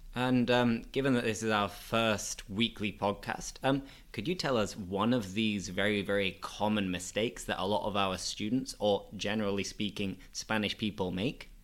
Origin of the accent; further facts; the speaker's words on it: Bingley, Yorkshire and the Humber, United Kingdom; I'm from a small town in Bradford, and that town is called Bingley.